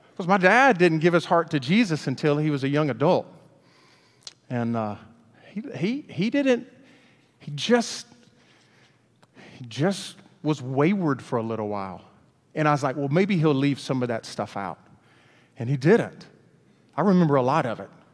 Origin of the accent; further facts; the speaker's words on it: Hueytown, Alabama, United States; We grew up in Hueytown